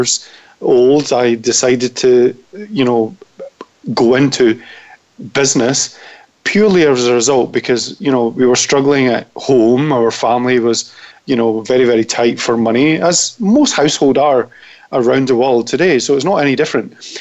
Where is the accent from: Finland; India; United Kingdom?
United Kingdom; Scotland; accent: Scottish; now in London, United Kingdom; everybody does love my Scottish accent